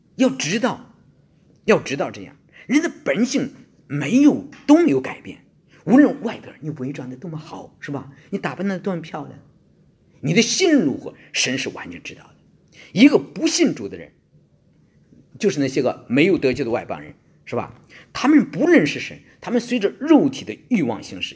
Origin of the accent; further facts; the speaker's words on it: China; now in Australia; 我们中国人在这方面非常地保守